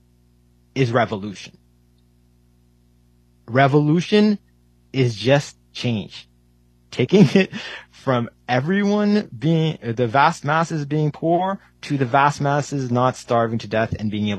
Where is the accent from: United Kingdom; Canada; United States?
Canada; I was born in Canada, but my parents are from India